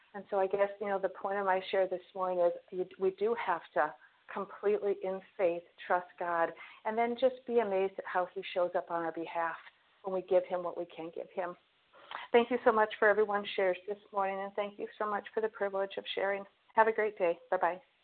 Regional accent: Minnesota, United States; also born or lived in Fort Myers, Florida; we are from Minnesota

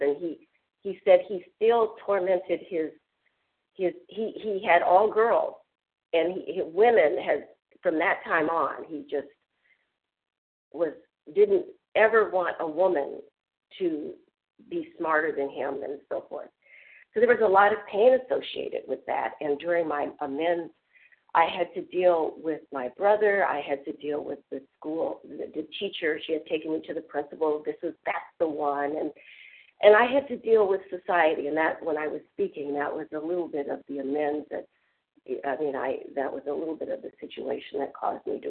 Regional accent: Biloxi, Mississippi, United States; when I was in the seventh grade in Biloxi, Mississippi

